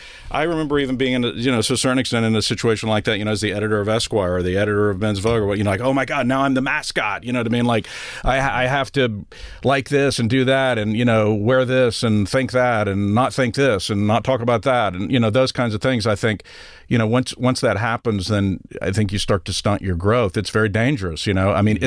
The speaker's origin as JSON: {"language": "English", "town": "Odessa", "region": "Texas", "country": "United States", "said": "to trying to hide my Texas background or parts of my life, you know, like not having to admit that I was from Odessa, you know, which has plenty of mobile homes"}